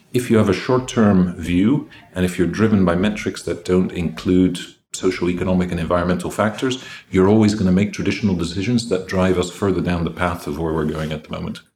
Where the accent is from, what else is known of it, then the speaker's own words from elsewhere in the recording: Greece; I grew up in Greece, so my mother had three sons